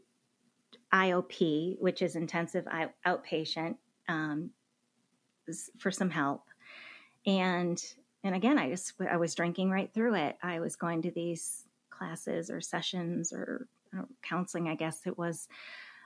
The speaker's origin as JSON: {"language": "English", "region": "Michigan", "country": "United States", "tie": "born or raised there", "moved": "as an adult", "lives_now": "Dallas, United States", "said": "I was born and raised in Michigan"}